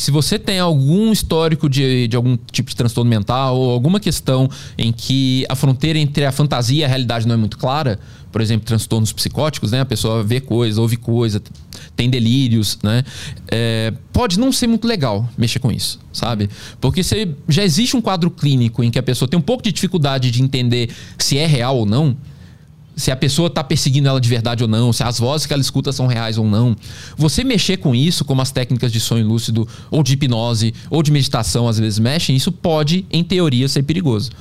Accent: Pedro Leopoldo, Minas Gerais, Brazil; eu nasci em Pedro Leopoldo, que é a cidade natal do Chico Xavier

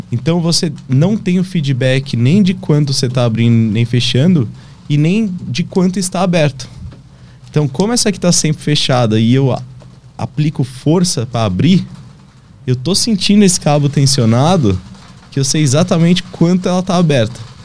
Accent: Brazil; moved away as an adult; eu poder voltar para o meu país, até mesmo para a região assim onde eu cresci

